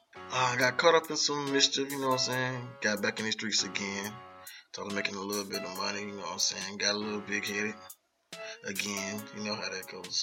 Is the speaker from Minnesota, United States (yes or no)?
no; Jacksonville, Florida, United States; also born or lived in Philadelphia / Delaware; raised at Jacksonville, Florida, around the Arlington area